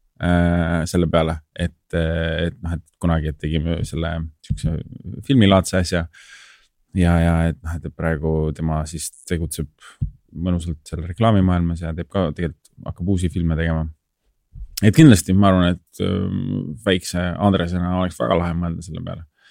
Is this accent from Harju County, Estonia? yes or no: yes; Tallinn, Harju County, Estonia; ma olen kasvanud ja elanud Tallinnas